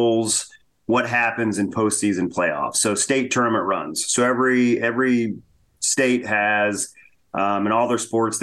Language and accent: English; Hagerstown, Indiana, United States; I grew up in Indiana. I grew up in Hagerstown, Indiana